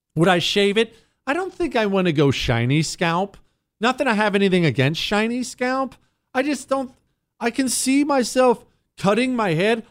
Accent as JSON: {"language": "English", "town": "Toronto", "region": "Ohio", "country": "United States", "tie": "born or raised there", "also_born_or_lived": "Steubenville, Ohio", "moved": "yes", "said": "I was born in Steubenville, Ohio, grew up when I was ten, until I was ten in Toronto, Ohio"}